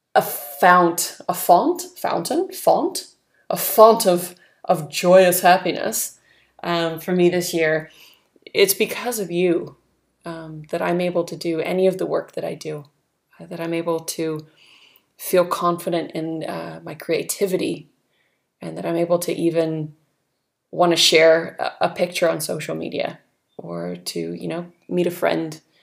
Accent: California, United States; moved away as an adult; now in New Zealand; growing up in California

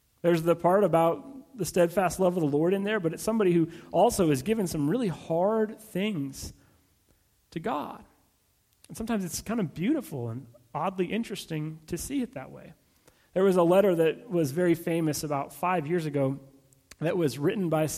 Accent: California, United States; also born or lived in Abilene, Texas; I was from California

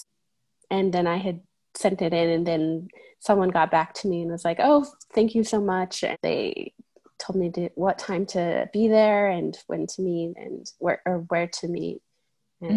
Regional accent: Ephraim, Utah, United States; born or raised there; also born or lived in Georgia

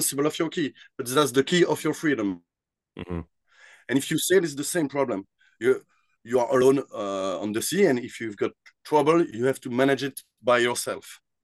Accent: Brussels, Brussels-Capital Region, Belgium; I grew up in Brussels

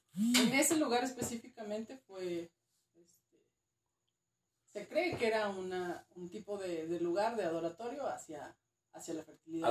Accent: Durango, Mexico; also born or lived in Mexico City; Nací en CDMX. Correcto. Pero me crió Durango, entonces digamos que soy norteña chitanga

